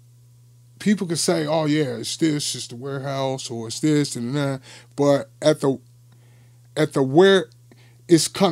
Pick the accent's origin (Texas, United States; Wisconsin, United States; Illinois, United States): Illinois, United States; Chicago; I'm from Englewood